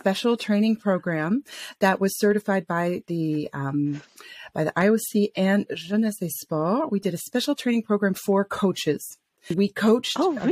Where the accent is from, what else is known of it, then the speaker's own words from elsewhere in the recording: Atlanta, Georgia, United States; moved away as an adult; also born or lived in France / Paris; now in Switzerland; I am originally from Atlanta, Georgia